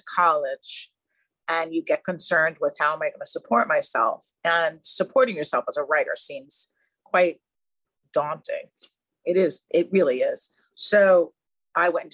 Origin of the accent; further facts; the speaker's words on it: Long Island, New York, United States; now in New York City, United States; I'm from Long Island.